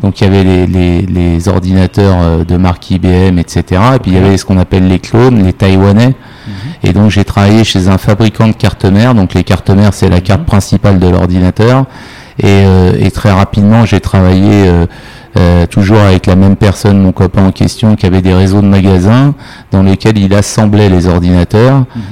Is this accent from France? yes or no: yes; Paris, Île-de-France, France; moved away as an adult; now in Morocco; je suis parisien, je suis mhm. français et, parisien à l'origine.